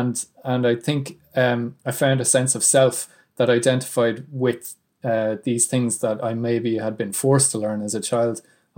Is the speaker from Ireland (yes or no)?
yes; Ireland